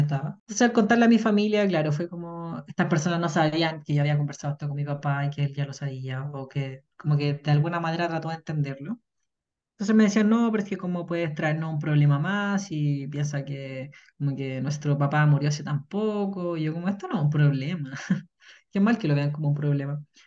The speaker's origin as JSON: {"language": "Spanish", "town": "Puente Alto", "region": "Santiago Metropolitan Region", "country": "Chile", "said": "vengo de Puente Alto"}